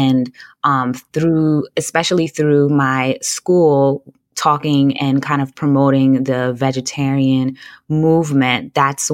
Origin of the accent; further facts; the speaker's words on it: New York City, New York, United States; I grew up in Brooklyn, New York, and my family is all from Jamaica. I'm the only one born here in the U.S.